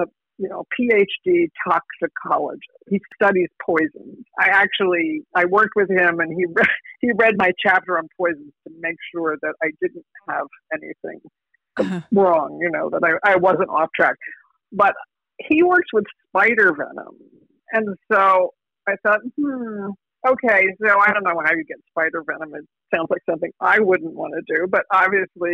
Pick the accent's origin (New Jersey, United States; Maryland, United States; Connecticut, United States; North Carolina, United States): New Jersey, United States; I'm from New Jersey